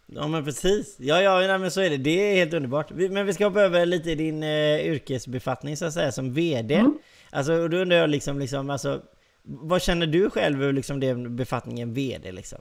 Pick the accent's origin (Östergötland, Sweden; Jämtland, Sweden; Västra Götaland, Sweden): Västra Götaland, Sweden; Gothenburg; accent: Gothenburg dialect; jag är göteborgare då. Måste jag ju betona med att prata lite göteborgska.